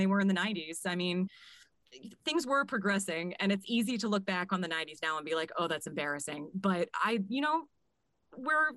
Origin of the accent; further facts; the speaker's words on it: Chester County, Pennsylvania, United States; I grew up in Chester County.